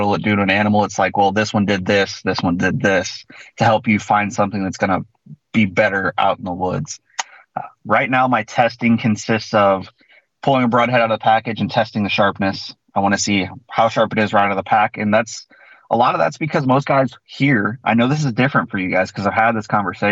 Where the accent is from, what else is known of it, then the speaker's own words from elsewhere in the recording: Central Illinois, United States; So I'm from Central Illinois. I'm the Midwest.